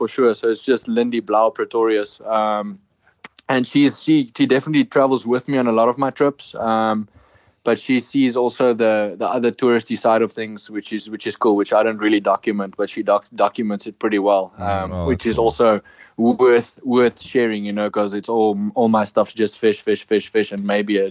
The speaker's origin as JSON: {"language": "English", "country": "South Africa", "said": "I'm from South Africa"}